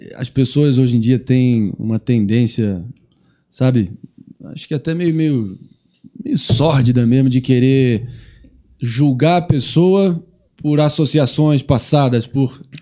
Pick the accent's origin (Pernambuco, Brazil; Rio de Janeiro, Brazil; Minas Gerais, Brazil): Rio de Janeiro, Brazil; eu sou do Rio, sou carioca